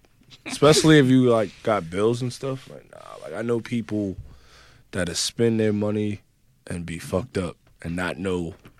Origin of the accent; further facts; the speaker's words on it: New York City, New York, United States; I grew up in the Bronx in the projects.